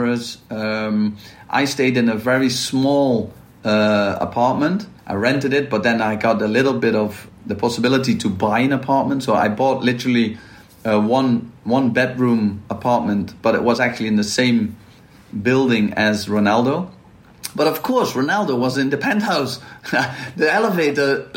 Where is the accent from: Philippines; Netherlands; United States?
Netherlands; Maastricht, Limburg; moved away; I'm from Maastricht, and Maastricht is well known for carnival